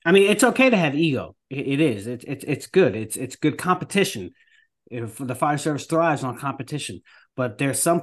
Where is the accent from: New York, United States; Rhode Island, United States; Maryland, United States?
New York, United States; now in North Carolina, United States; I'm from New York, but I came down to North Carolina